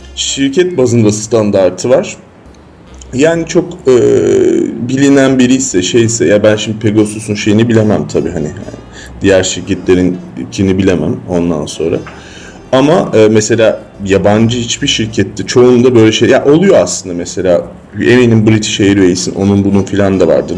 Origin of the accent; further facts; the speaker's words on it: Istanbul, Turkey; İstanbul, Üsküdar'a ya da Kadıköy'e döndüğümde